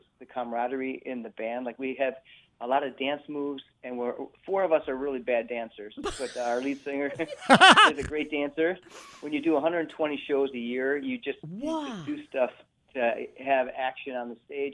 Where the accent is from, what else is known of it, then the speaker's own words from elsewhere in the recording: Fond du Lac, Wisconsin, United States; also born or lived in Madison; born and raised in Fond du Lac